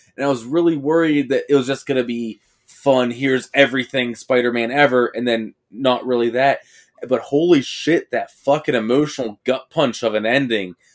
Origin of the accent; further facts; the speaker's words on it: Johnstown, Pennsylvania, United States; we're from Steve Ditko's hometown